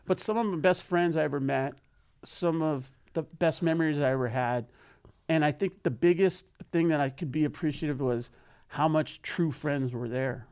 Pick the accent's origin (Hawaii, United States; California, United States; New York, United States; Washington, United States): California, United States; San Fernando Valley; we are from San Fernando Valley